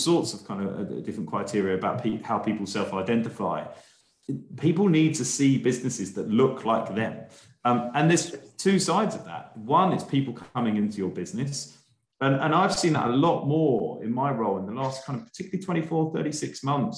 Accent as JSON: {"language": "English", "country": "United Kingdom", "said": "being a Brit"}